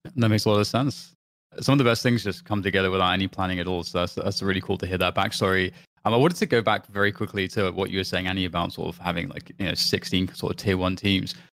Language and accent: English; United Kingdom; I'm British